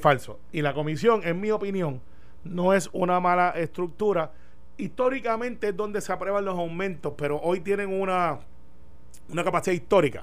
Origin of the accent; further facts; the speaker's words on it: Puerto Rico; como buen puertorriqueño